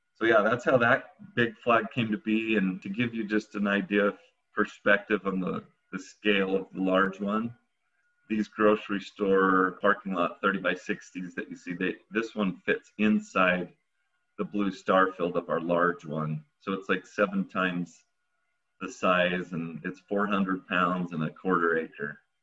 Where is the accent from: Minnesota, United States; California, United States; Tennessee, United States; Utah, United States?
Utah, United States; being American kid here in Utah.